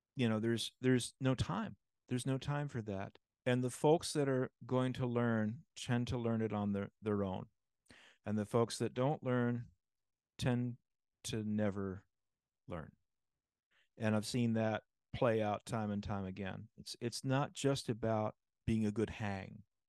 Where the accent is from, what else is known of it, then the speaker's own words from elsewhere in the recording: New York, United States; now in Los Angeles, United States; playing in the Allstate Orchestra growing up in New York